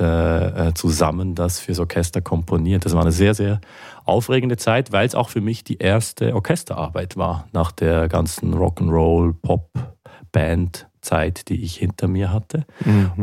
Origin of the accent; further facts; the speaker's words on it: Basel, Basel-Stadt, Switzerland; in Basel, in meiner Heimatstadt